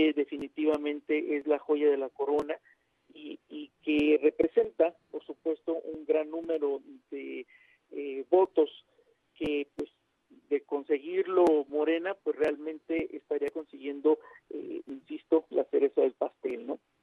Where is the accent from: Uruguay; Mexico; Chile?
Mexico; Como decimos los mexicanos